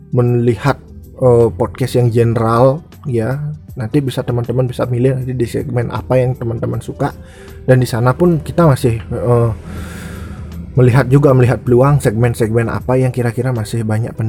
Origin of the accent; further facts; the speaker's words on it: Bali, Indonesia; di daerahku di Bali ini nggak menjadi hal asing lagi prostitusi ya